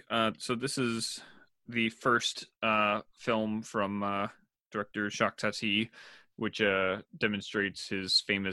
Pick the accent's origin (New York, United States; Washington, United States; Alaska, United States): Washington, United States; a town not far from Orcas Island; my hometown is not that far from it, which was a very conservative town